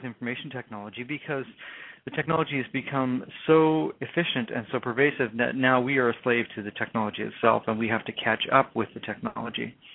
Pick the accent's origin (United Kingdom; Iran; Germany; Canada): Canada; accent: Canadian; my Canadian accent